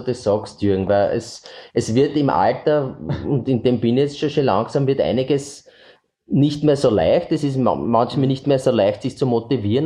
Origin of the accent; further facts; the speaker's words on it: Eastern Austria, Austria; bei uns im Osten